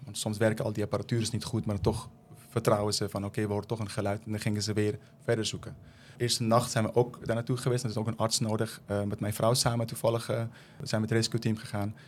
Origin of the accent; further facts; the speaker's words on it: Afghanistan; also born or lived in Netherlands; now in Leerdam, Netherlands; Ik kom zelf uit Afghanistan